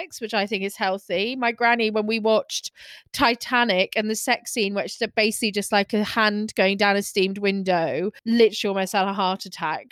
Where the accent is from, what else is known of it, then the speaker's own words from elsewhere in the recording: Scotland, United Kingdom; I'm Scottish